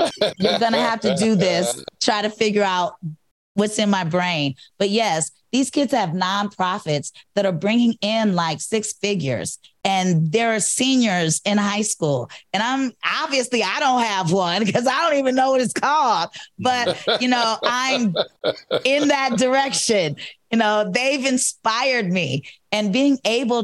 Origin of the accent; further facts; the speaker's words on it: Cleveland, Ohio, United States; moved away; I'm from Cleveland